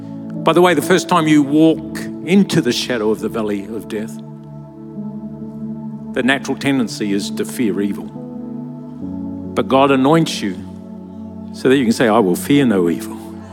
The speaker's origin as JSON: {"language": "English", "town": "Lower Hutt", "region": "Wellington", "country": "New Zealand", "tie": "born or raised there", "said": "I grew up in Lower Hutt, New Zealand. It was a very small town where we literally had nothing. I was one of eight children."}